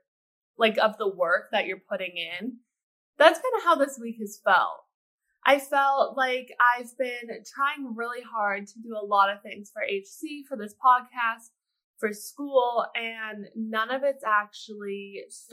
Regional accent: Canada; now in Pittsburgh, United States; I'm Canadian

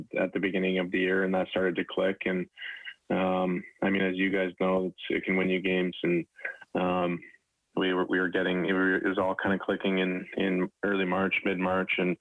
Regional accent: Edmonton, Alberta, Canada; moved away; growing up in Edmonton and following the Oilers

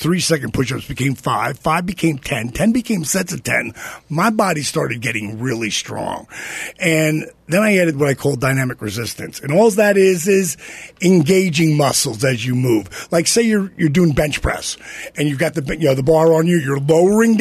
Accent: New Jersey, United States; I'm from Jersey

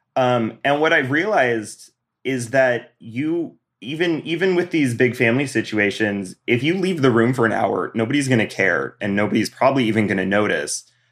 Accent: Bozeman, Montana, United States; moved away; I'm from Bozeman

